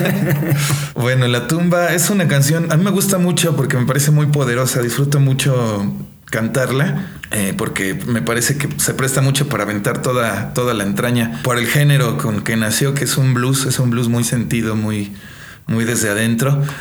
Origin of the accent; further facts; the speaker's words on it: Mexico; also born or lived in Colombia; yo soy colombiano de nacimiento. Eh, mexicano por, por adopción y, por corazón también. Yo crecí con la cultura mexicana